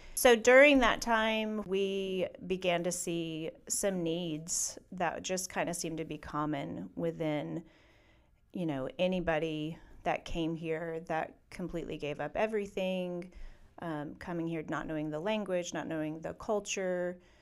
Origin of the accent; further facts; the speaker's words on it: Atlanta, Georgia, United States; moved away; my hometown, really, of Atlanta